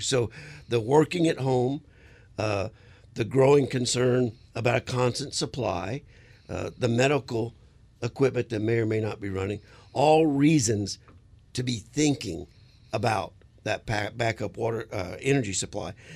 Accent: South Louisiana, United States; now in Arizona, United States; I'm originally from South Louisiana

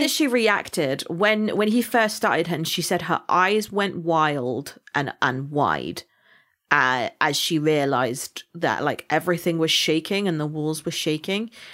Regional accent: Somerset, South West England, United Kingdom; accent: farmer slash pirate; I am from Somerset, so my accent is more farmer slash pirate

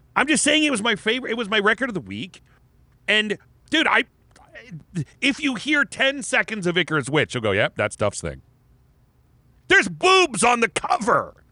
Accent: Erie, Pennsylvania, United States; we're from Erie

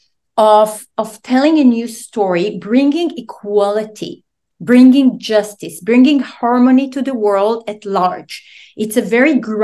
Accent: Israel; moved away; I'm originally from Israel

